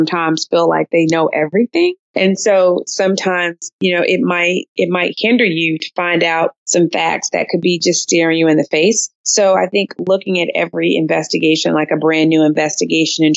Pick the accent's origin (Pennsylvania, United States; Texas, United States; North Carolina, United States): North Carolina, United States; Durham; my hometown in Durham, North Carolina